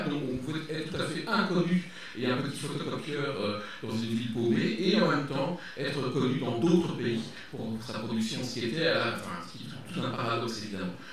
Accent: Belgium; je suis belge

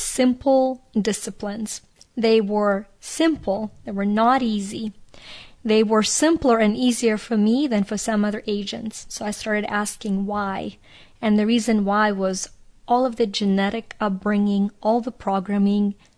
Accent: Ukraine; moved away; I grew up in Ukraine, that was a part of the Soviet Union

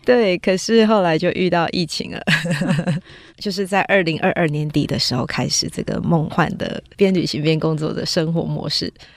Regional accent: Taiwan; 我们台湾这边

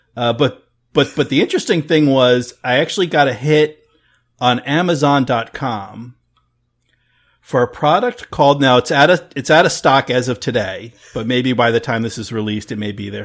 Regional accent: New Jersey, United States; I grew up in Central Jersey

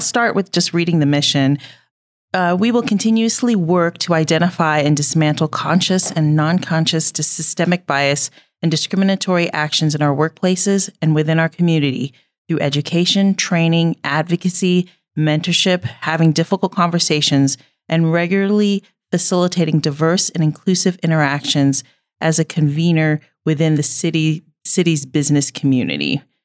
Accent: Indiana, United States; also born or lived in Kentucky / New York City; now in Billings, United States; I am from Indiana

